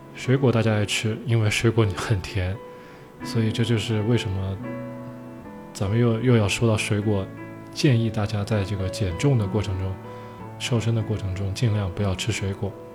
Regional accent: China; 我们中国人

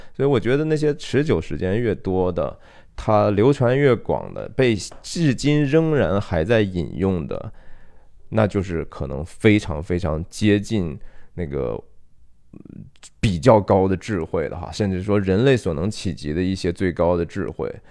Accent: China; 我们中国人

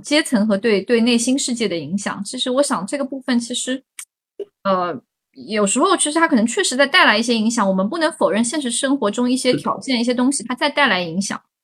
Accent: Hangzhou, Zhejiang, China; 我是杭州人

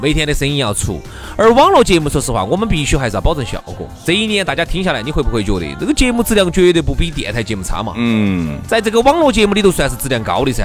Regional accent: China; 既然是个中国人

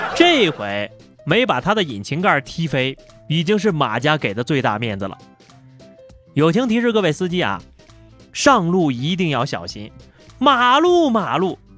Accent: China; 作为一个中国人

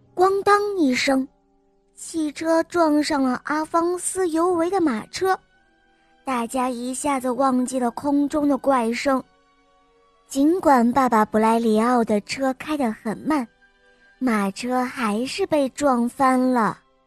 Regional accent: Chengdu, Sichuan, China; 我来自熊猫的故乡成都

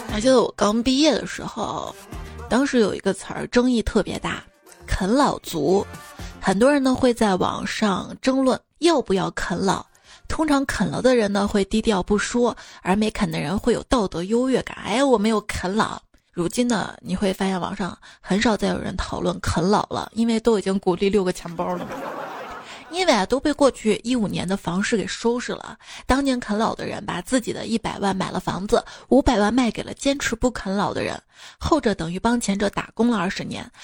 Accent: Anhui, China; 瞧不起我们安徽人

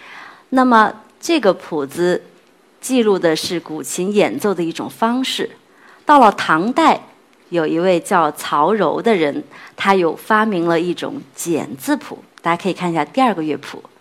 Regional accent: China; 去跟世界各地的朋友去分享我们的中国文化、

